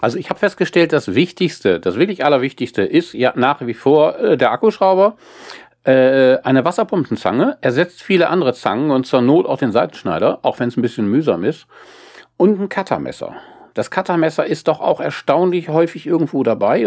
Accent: Wesermarsch, Lower Saxony, Germany; ich komme aus der Wesermarsch äh, zwischen Nordenham und Farel

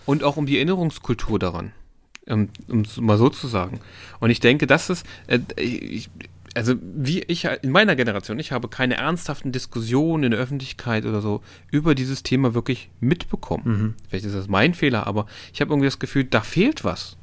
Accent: East Germany, Germany; now in Hannover, Germany; ich bin im Osten aufgewachsen

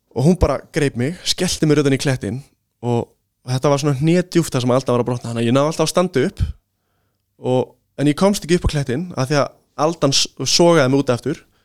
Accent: Iceland; við erum náttúrulega Íslendingar

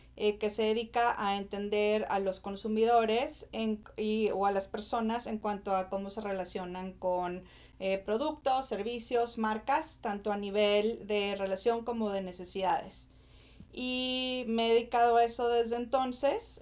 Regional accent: Monterrey, Nuevo León, Mexico; moved away as an adult; also born or lived in Austin, Texas; now in United States; soy originaria de Monterrey

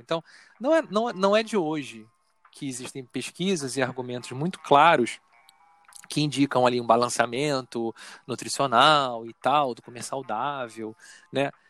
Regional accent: Rio de Janeiro, Brazil; now in Niterói, Brazil; Eu nasci no Rio, eu fui criado no Rio, então meu referencial é o Rio

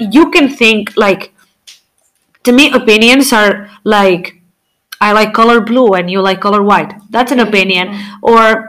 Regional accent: Morocco; Because I'm from Morocco.

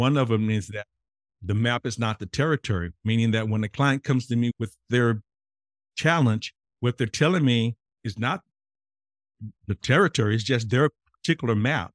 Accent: Mississippi, United States; me growing up in Mississippi as an African-American man

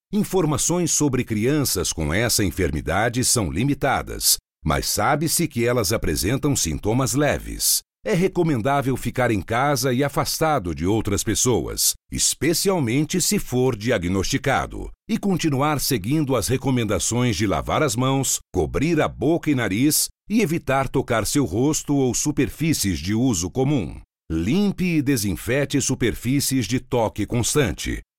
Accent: Cuiabá, Mato Grosso, Brazil; now in France; eu sou de Cuiabá também e eu moro na França.

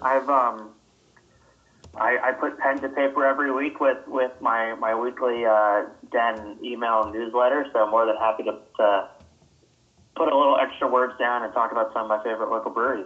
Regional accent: Kentucky, United States; I grew up in Kentucky

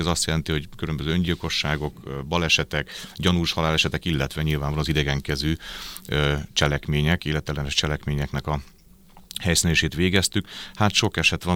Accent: Pécs, Baranya, Hungary; also born or lived in Győr; Győrben születtem, de aztán viszonylag korán édesapám munkája miatt elköltöztünk Pécsre, és aztán Pécsen nőttem föl egészen az érettségig

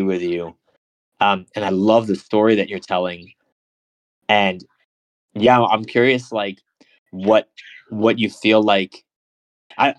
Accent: United States; I'm American

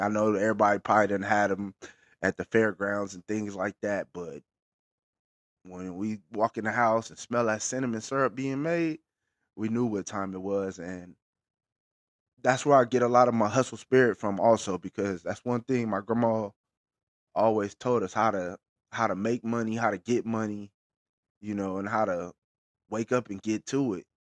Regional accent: Bakersfield, California, United States; I'm based out of Bakersfield, California, our hometown

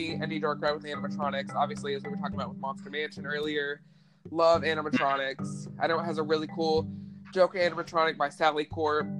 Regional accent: the South, United States; I was raised in the South and raised by a very Southern family

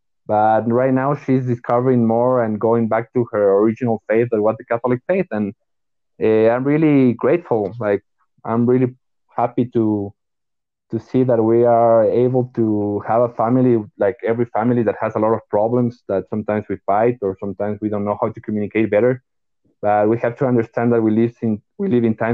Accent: Ecuador; I'm from Ecuador.

